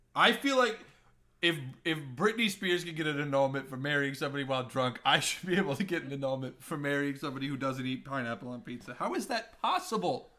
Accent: Nebraska, United States; moved away; also born or lived in Missouri / Columbia, Missouri; where I grew up in, in Nebraska

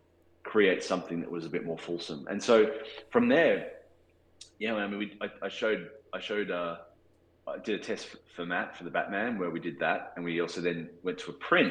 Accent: Australia; accent: Australian; my Australian accent

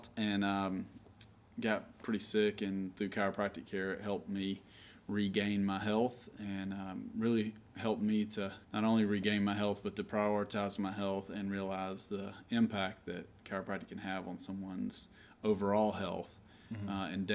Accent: Opelika, Alabama, United States; also born or lived in Atlanta, Georgia; now in Auburn, United States; I grew up in Opelika, so grew up an Auburn fan

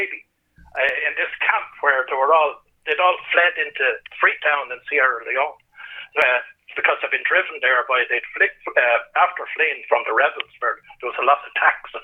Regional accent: Ireland; I'm Irish

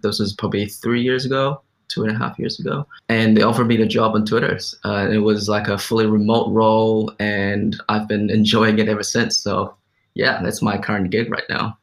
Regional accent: New Zealand; growing up in New Zealand, which is like a Western culture

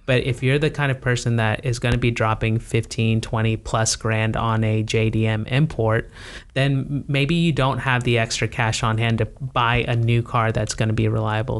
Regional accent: United States; as an American

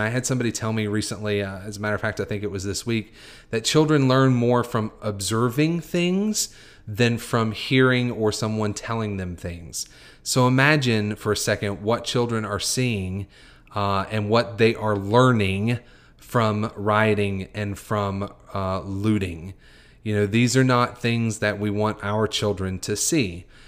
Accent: United States; I am Caucasian American. I, am a white American

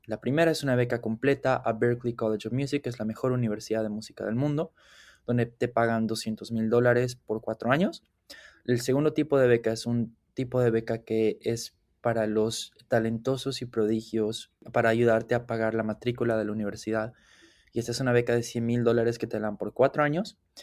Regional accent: Cochabamba, Bolivia; moved away as an adult; now in Aberdeen, United States; soy de la ciudad de Cochabamba

